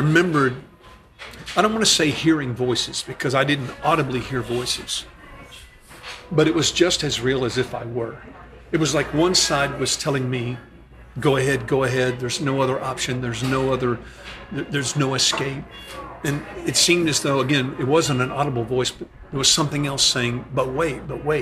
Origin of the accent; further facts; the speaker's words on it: the South, United States; growing up in the States in the South